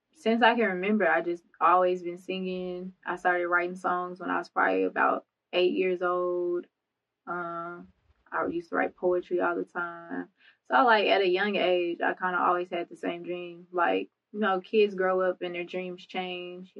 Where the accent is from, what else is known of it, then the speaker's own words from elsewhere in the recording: Conway, Arkansas, United States; also born or lived in Pine Bluff, Arkansas; I was born in Pine Bluff, Arkansas, raised in Conway, Arkansas, graduated from Conway High School